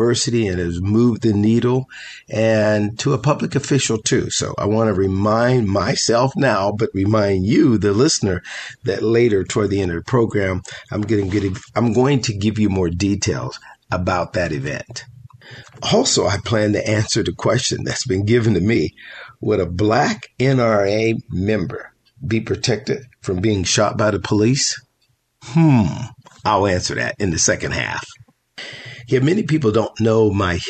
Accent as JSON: {"language": "English", "town": "Pittsburgh", "region": "Pennsylvania", "country": "United States", "tie": "born or raised there", "moved": "as an adult", "lives_now": "California, United States", "said": "I grew up in Pittsburgh, Pennsylvania."}